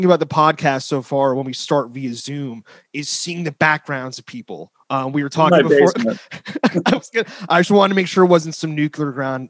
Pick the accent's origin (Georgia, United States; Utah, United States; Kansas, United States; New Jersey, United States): New Jersey, United States; Okay. Yeah, now growing up in North Jersey, the mafia and all that stuff was always around.